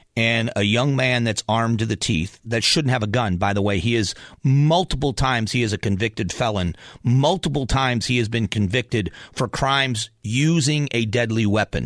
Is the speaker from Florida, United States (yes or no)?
yes; Southwest Florida, United States; also born or lived in Cleveland, Ohio; I was born in Cleveland, Ohio, grew up in Southwest Florida